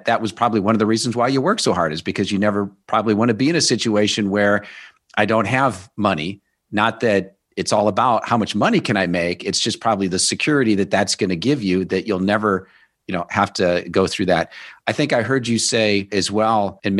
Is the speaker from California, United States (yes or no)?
no; Omaha, Nebraska, United States; I grew up in Omaha, Nebraska